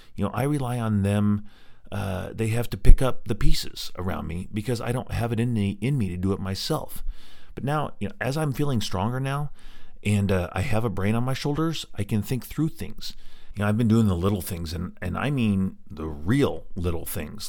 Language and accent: English; Green Mountain, Colorado, United States; also born or lived in Evergreen, Colorado; we moved from Green Mountain, where I grew up, in Colorado, to Evergreen, which is about twenty miles away in the mountains